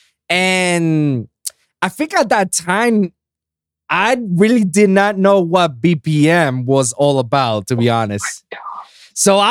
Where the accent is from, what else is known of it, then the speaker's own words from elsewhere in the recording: Puerto Rico; my hometown of Puerto Rico